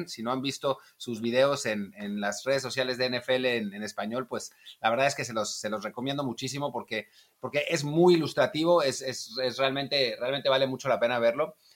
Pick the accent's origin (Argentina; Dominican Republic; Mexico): Mexico; now in Spain; para, nosotros que venimos de México y, vivimos en España